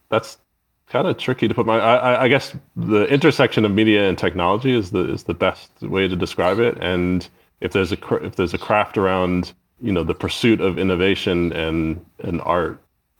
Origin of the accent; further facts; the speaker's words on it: New York, United States; also born or lived in United Kingdom / Stanford, California / Los Angeles, California; now in Lake Arrowhead, United States; So I'm from New York originally. That was a long time ago. So by way of Britain, which I lived in for 17 years after where we first met at Stanford.